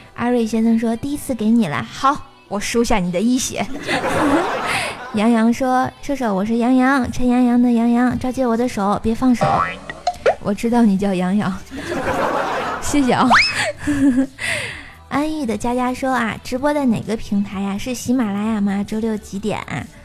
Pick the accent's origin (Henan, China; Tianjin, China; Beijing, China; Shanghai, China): Tianjin, China; 我天津人儿。吃煎饼果子长大的